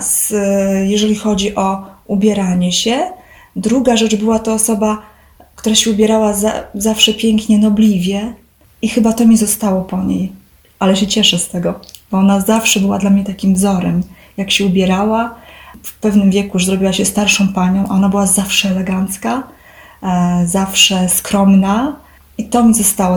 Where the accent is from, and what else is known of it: Poland; born or raised there